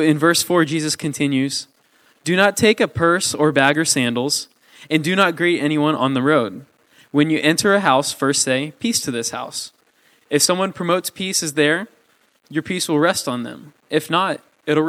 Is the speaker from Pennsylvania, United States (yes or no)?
no; Mustang, Oklahoma, United States; I'm from Mustang